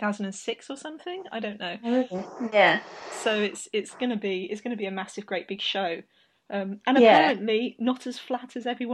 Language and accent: English; United Kingdom; as a British person